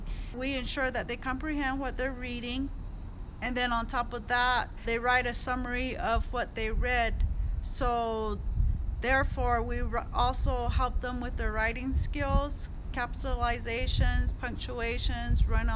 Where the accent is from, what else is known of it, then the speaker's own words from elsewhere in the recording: Jemez Pueblo, New Mexico, United States; I'm from the Jemez Pueblo community.